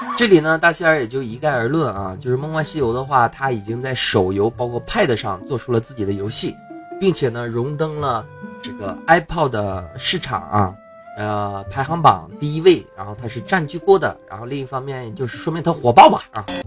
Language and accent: Chinese; China; 我们中国人